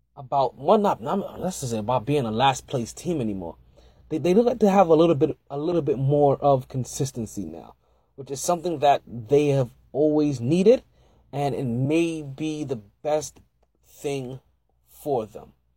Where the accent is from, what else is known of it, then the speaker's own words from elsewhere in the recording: New York, United States; I'm a New Yorker, true and true, true and true